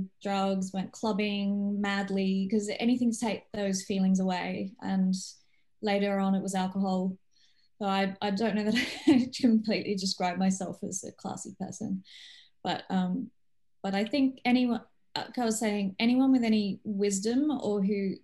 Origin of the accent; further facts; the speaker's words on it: Australia; also born or lived in Poland; I'm not originally Australian, but I've grown up here